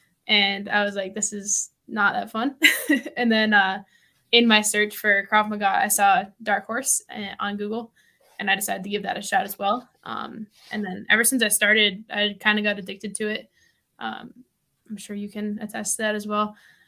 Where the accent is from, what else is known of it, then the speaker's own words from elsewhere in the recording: Massachusetts, United States; now in Denver, United States; So I started jiu-jitsu because I moved from Massachusetts here to Denver, and my parents are still back in Massachusetts.